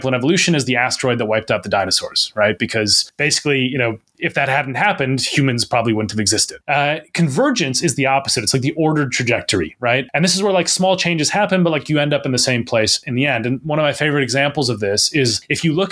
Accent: Minnesota, United States; moved away as an adult; now in England, United Kingdom; I'm from Minnesota originally

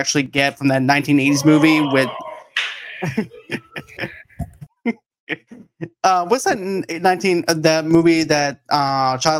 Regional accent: Boston, Massachusetts, United States; I'm from Boston

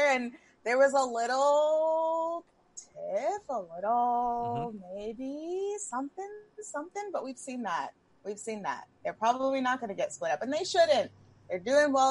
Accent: New York, United States; I'm a New Yorker

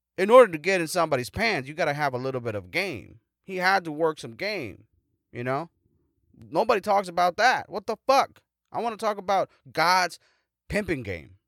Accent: United States; I'm an American

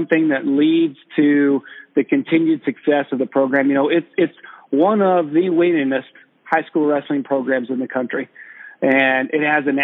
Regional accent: Perry, Oklahoma, United States; now in Florida, United States; growing up in Perry, Oklahoma was a privilege.

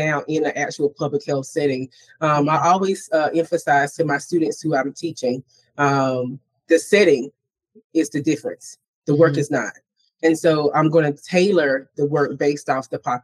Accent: the South, United States; I'm from the South

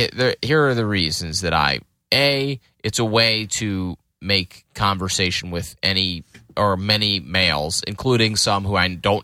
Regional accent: Lafayette Hill, Pennsylvania, United States; I grew up in a town called Lafayette Hill.

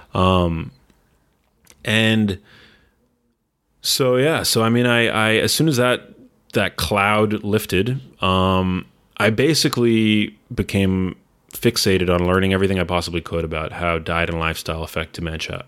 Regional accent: New York City, New York, United States; moved away as an adult; also born or lived in Los Angeles; I grew up in New York City, and I moved back four years ago

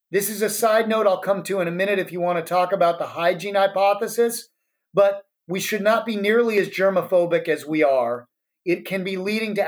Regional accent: Colorado, United States; now in San Francisco, United States; we're from Colorado. We live in San Francisco now

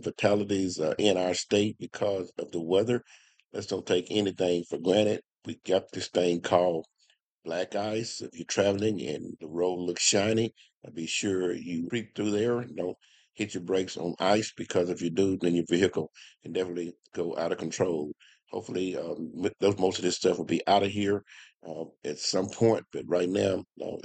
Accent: Como, United States; I'm from Como, country boy, grew up in the country

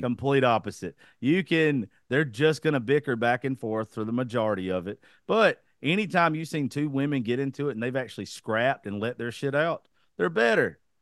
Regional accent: South Georgia, United States; I was raised in the South

